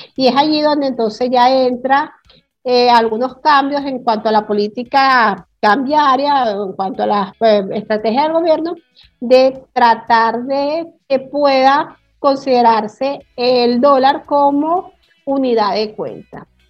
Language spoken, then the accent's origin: Spanish; Venezuela; moved away; also born or lived in Caracas; yo soy del interior de la República